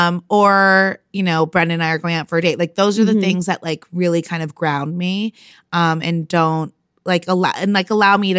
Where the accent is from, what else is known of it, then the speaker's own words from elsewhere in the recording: New York, United States; And then I came home for the summer. I'm from New York. So I came home for a summer